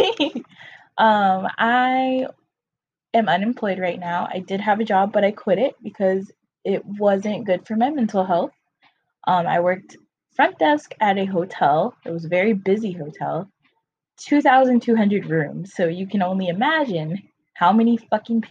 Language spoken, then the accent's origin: English; North Carolina, United States; now in Florida, United States; I'm from North Carolina, but I live in Florida now